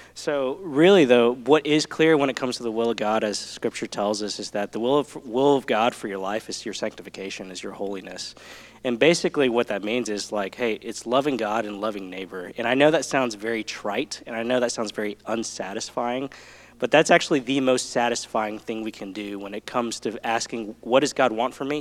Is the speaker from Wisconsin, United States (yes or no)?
no; Southeast Texas, United States; I'm from Texas, uh, born in Southeast Texas